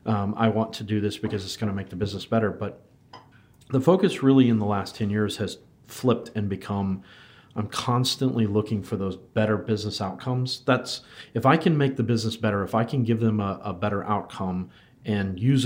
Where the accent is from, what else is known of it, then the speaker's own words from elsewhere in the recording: United States; moved away as an adult; now in Wellington, New Zealand; so you can tell by my terrible accent that I'm not originally from New Zealand, but I've been here in New Zealand in Wellington for the last 7 years. Came over from the United States